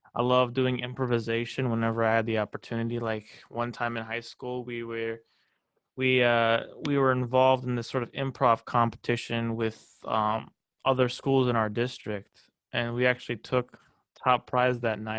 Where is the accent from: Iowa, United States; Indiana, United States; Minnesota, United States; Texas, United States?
Iowa, United States; Des Moines; also born or lived in Waukee, Iowa / Fairfield, Iowa; I come here from Des Moines, two hours away from Fairfield